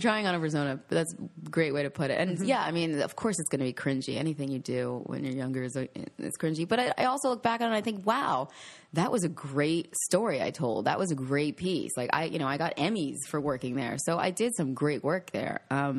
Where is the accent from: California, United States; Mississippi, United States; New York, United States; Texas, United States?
New York, United States; I mean, they were the people that I watched growing up on News 12 Long Island.